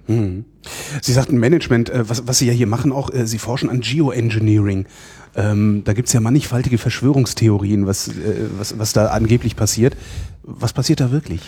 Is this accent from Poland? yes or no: no; North Rhine-Westphalia, Germany; moved away; ich komme aus Nordrhein-Westfalen ursprünglich